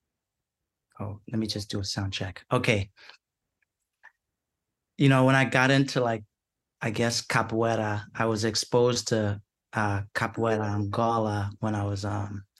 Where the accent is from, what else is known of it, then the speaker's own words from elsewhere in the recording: Siparia, Trinidad & Tobago; I was born at home in Saparia in Trinidad in the South